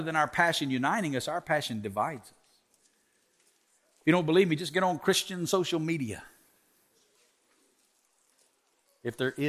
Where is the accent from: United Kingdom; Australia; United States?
United States; Alabama; moved away as an adult; now in Las Vegas, United States; I'm born and raised in Alabama